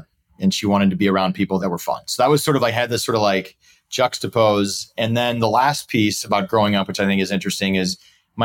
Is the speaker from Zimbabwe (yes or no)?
no; St. Louis, Missouri, United States; also born or lived in Dallas, Texas; now in Chicago, United States; I'm originally from St. Louis. I have three brothers and I'm second oldest